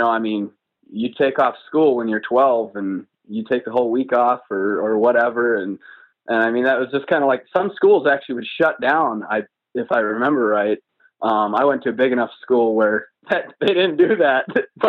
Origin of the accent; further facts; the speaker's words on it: Wisconsin, United States; I grew up on a small farm and in Wisconsin, and hunting, it's still a very strong tradition in Wisconsin.